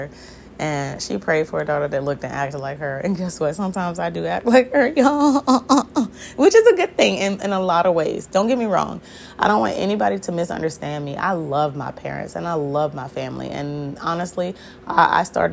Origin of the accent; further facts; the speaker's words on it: Hampton Roads, Virginia, United States; I'm originally from the Southampton Roads area in Virginia, which are the seven cities.